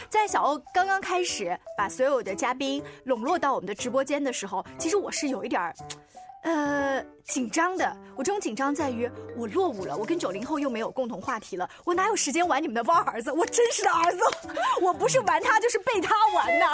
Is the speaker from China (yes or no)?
yes; China; 我们中国人